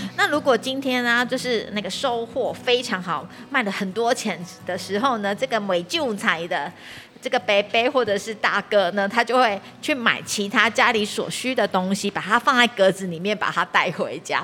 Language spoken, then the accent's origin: Chinese; Taiwan; 我们台湾人